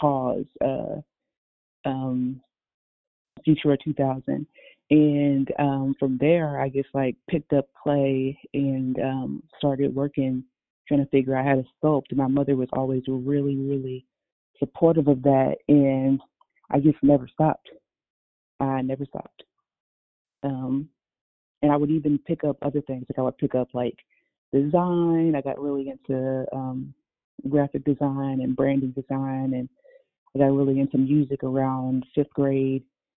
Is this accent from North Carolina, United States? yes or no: no; Louisville, Kentucky, United States; I started off living in downtown Louisville, Kentucky, around like Shively Par